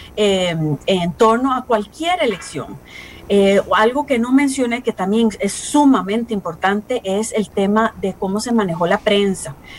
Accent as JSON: {"language": "Spanish", "country": "Costa Rica", "said": "nosotros como costarricenses"}